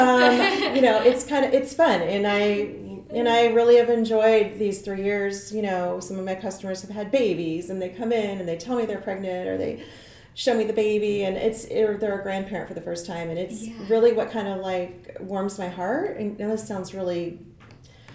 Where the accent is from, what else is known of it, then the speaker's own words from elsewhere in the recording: Nebraska, United States; moved away as an adult; also born or lived in Kansas City, Missouri; now in Lee's Summit, United States; I grew up in Nebraska, but I landed in Kansas City, like, I don't know, 28 years ago or so.